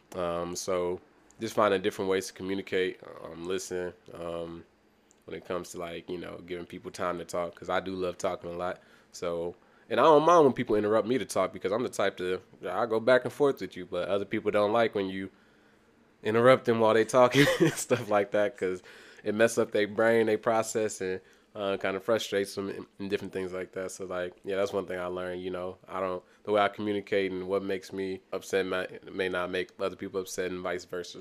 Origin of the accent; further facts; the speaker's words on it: Kansas City, Missouri, United States; also born or lived in Senegal; going to school in Kansas City, um, I ain't been to a lot of different schools. I probably went to, like, eleven different schools and just the inner city, the Kansas City growing up